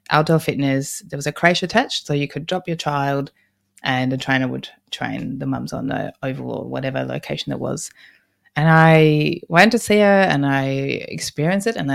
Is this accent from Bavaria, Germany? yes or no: no; Berlin, Germany; moved away as an adult; now in Australia; I grew up in Berlin, Germany, and I didn't want to go to university there.